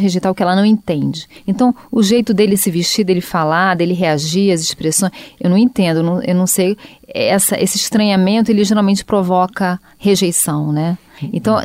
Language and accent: Portuguese; Rio de Janeiro, Brazil; moved away; eu sou do Rio